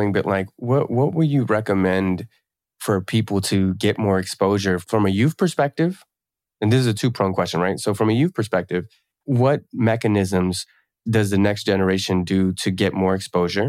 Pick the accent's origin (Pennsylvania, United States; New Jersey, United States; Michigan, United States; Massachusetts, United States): New Jersey, United States; Camden; I grew up in Camden, New Jersey